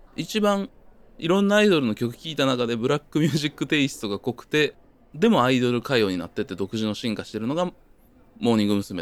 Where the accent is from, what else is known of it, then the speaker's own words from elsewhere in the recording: Kyoto, Japan; moved away as an adult; also born or lived in Osaka; now in Tokyo, Japan; 僕は京都で大阪出てみたいな感じなんで